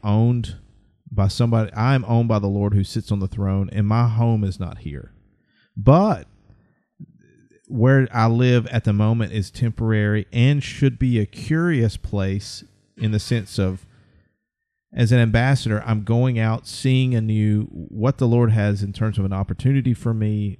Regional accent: central Alabama, United States; I'm from Alabama and I've lived pretty much central Alabama all my life

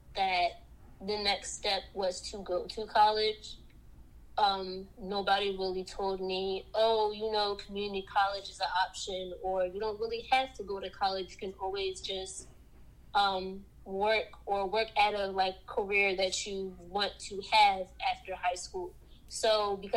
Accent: Philadelphia, Pennsylvania, United States; I am from Southwest Philly. Growing up, we weren't poor

